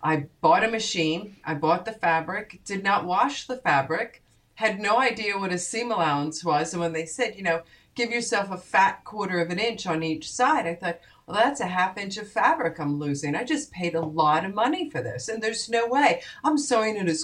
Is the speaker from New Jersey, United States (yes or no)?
yes; Haddonfield, New Jersey, United States; my hometown of Haddonfield, New Jersey